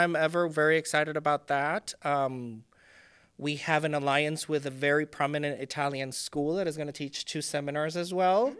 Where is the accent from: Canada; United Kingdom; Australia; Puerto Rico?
Puerto Rico; first language Spanish; English is a second language; moved away; I was born and raised in Puerto Rico